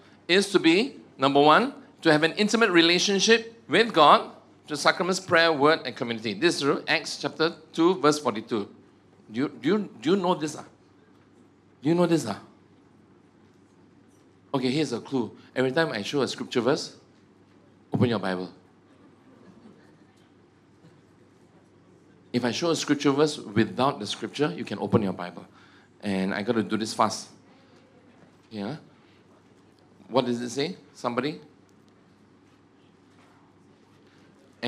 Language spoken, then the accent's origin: English; Egypt; I'm from Egypt. Do you know that I'm from Egypt?